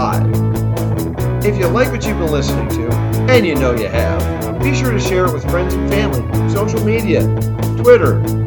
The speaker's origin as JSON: {"language": "English", "country": "United States", "tie": "born or raised there", "moved": "yes", "said": "I'm a kid from Lake Erie"}